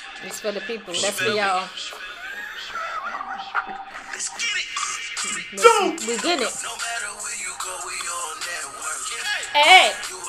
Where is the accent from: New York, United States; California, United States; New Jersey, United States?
New York, United States; Bronx; Low, man, I'm from the Bronx.